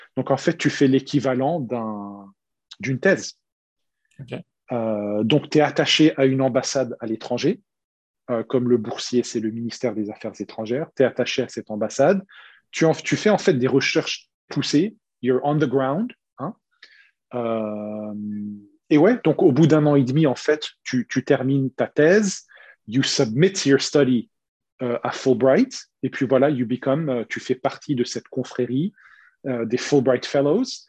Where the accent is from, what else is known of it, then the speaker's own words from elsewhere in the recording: Strasbourg, Grand Est, France; moved away as an adult; also born or lived in United States / Michigan; now in Singapore; J'ai grandi à Strasbourg, capitale de l'Europe